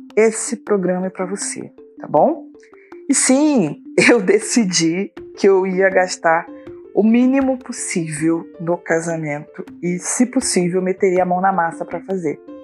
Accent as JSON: {"language": "Portuguese", "town": "Duque de Caxias", "region": "Rio de Janeiro", "country": "Brazil", "also_born_or_lived": "Niterói, Brazil", "said": "eu sou do Rio de Janeiro, nasci em Duque de Caxias, atualmente moro na cidade de Niterói."}